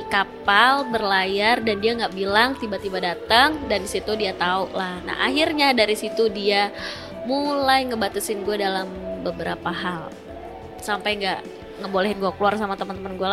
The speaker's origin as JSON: {"language": "Indonesian", "region": "West Java", "country": "Indonesia", "said": "eh, gue Sunda"}